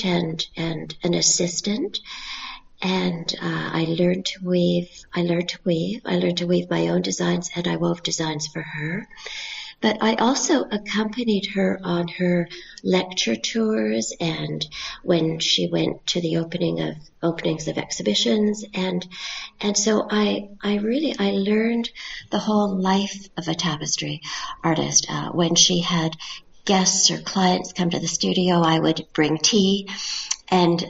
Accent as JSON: {"language": "English", "country": "Canada", "said": "I'm a Canadian tapestry artist."}